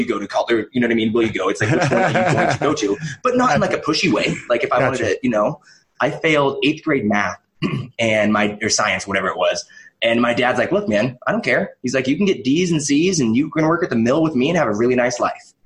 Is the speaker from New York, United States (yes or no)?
no; Kelso, Washington, United States; I grew up in Kelso, Washington, in a real small town